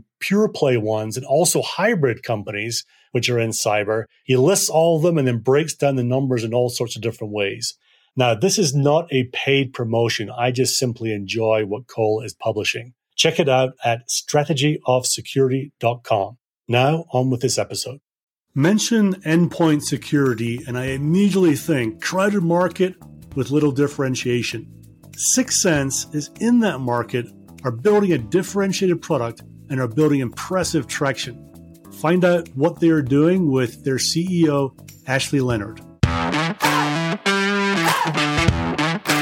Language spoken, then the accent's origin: English; Scotland, United Kingdom; now in Colorado, United States; As a person who grew up in Scotland